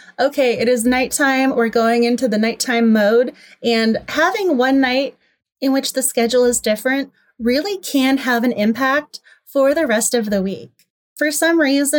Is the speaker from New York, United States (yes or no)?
no; Massachusetts, United States; moved away as an adult; now in Washington, DC, United States; I'm originally from Massachusetts. I've been living in DC for a long time now